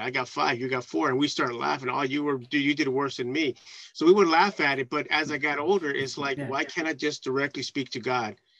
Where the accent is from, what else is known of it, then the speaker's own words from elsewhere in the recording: San Francisco, California, United States; growing up in San Francisco